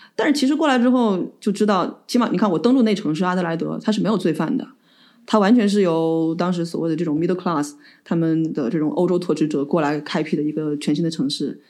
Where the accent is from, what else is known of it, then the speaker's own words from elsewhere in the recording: Changsha, Hunan, China; also born or lived in Sydney; now in Melbourne, Australia; 我肯定就会说湖南长沙人